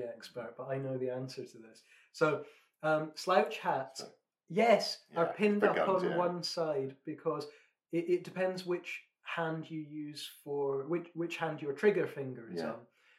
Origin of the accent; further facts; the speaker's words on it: Scotland, United Kingdom; I'm a Scotsman